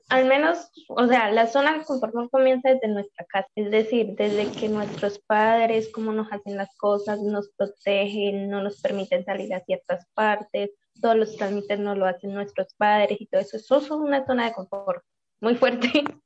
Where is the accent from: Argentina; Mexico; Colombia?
Colombia; now in Chile; tengo 22 años y soy de Colombia, pero vivo en Chile